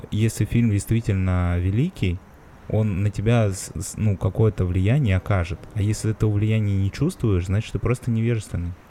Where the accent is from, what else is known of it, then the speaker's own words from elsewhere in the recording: Moscow, Russia; я же москвич ебаный